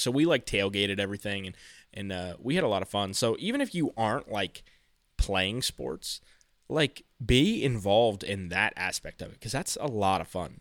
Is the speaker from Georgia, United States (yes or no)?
no; Frankton, Indiana, United States; my hometown, so, like, my, my high school, Frankton